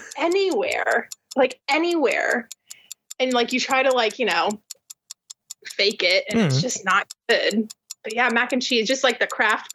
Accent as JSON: {"language": "English", "region": "California", "country": "United States", "tie": "born or raised there", "said": "Well, it takes leaving California to be like, oh, that's not normal."}